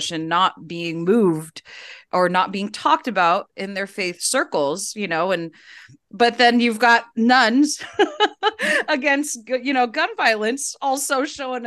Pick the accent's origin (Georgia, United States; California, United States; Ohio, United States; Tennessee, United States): California, United States; I grew up in California. We're still in California